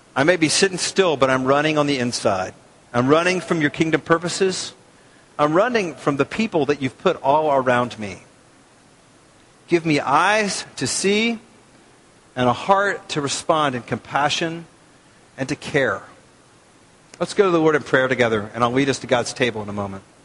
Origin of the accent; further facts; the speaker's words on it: United States; as American Christians